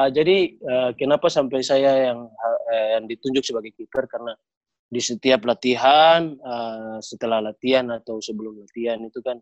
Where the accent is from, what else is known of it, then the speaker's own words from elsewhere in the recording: Ternate, North Maluku, Indonesia; born there; saya pimpin teman-teman untuk datang ke Ternate saya punya punya target waktu datang ke tanah kelahiran saya sendiri sebagai lawan